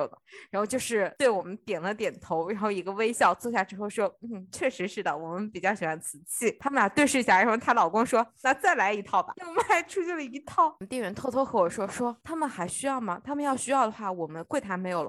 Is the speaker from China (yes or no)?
yes; China; also born or lived in Osaka, Japan; now in Japan; 帮我们中国人省一点钱。